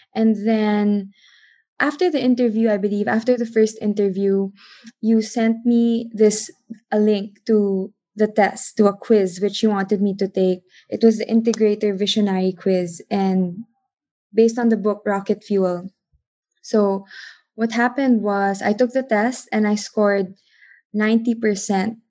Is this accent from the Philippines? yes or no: yes; Philippines; I am from the Philippines.